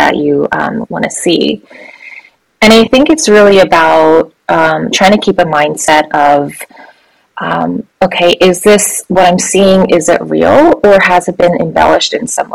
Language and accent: English; United States; I am Korean American, a child of immigrants